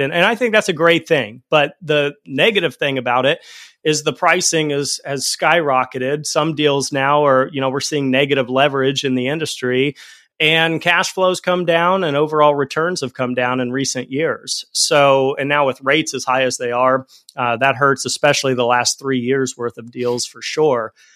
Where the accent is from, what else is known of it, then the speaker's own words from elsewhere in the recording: Fort Collins, Colorado, United States; also born or lived in Denver, Colorado; I grew up in Fort Collins, Colorado, and at a certain point, I moved out to Denver